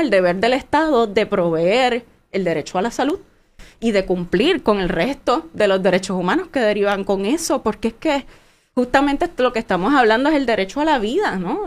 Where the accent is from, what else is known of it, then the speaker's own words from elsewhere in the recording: Vieques, Puerto Rico; también somos parte de Puerto Rico